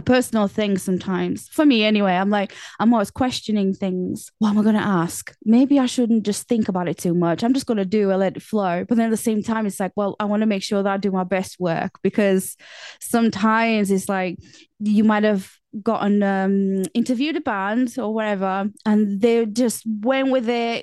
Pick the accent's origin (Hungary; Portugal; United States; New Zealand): Portugal; now in England; I was born in Portugal